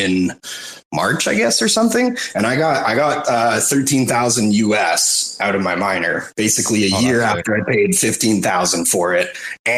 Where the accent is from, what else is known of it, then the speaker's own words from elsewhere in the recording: Victoria, British Columbia, Canada; also born or lived in Vancouver, Canada; I was born in Vic. But yeah, I've been around. I lived in Van for a few years